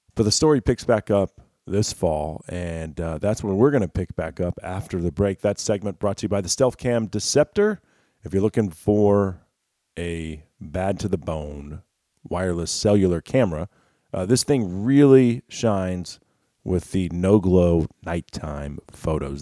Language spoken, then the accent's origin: English; Texas, United States; my home state of Texas